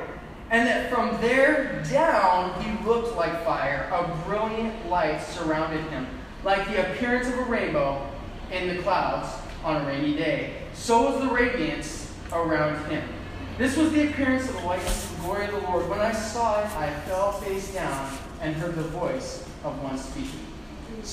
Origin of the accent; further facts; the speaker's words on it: Midwest, United States; I used to have a tan, and then I moved up north. It's gone. I was from the Midwest.